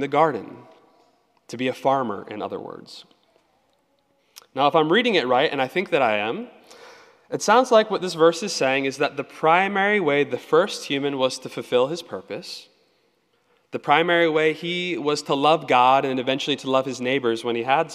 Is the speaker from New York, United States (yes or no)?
no; Annapolis, Maryland, United States; I grew up in Annapolis